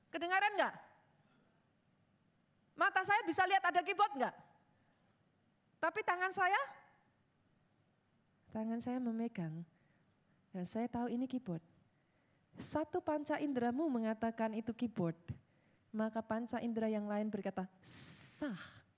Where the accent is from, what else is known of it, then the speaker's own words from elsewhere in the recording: Surakarta, Central Java, Indonesia; Yang orang Solo ketawa, saudara saya orang Solo.